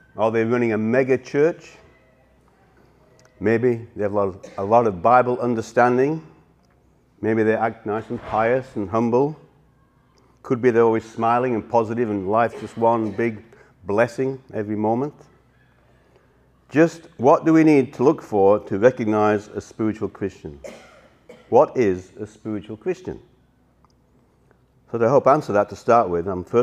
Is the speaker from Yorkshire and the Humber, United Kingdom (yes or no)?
yes; Yorkshire and the Humber, United Kingdom; accent: Yorkshire; moved away; I'm originally from Yorkshire, so it's a Yorkshire accent.